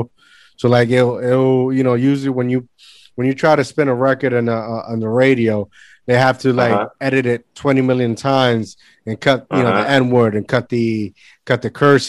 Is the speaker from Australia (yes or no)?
no; Puerto Rico; I grew up in Puerto Rico